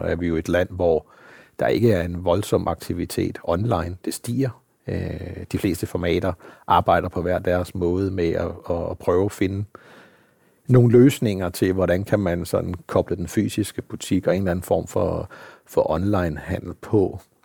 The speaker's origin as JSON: {"language": "Danish", "country": "Denmark"}